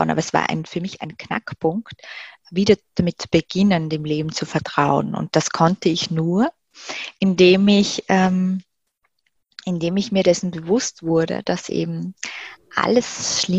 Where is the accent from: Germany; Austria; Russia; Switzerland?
Austria; Graz, Styria; wir haben dann ein paar Besorgungen damals noch in meiner Heimatstadt in Graz gemacht